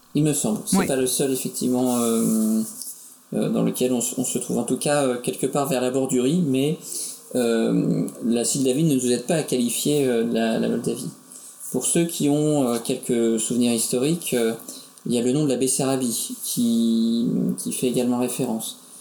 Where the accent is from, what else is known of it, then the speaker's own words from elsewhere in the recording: France; nous en tant que Français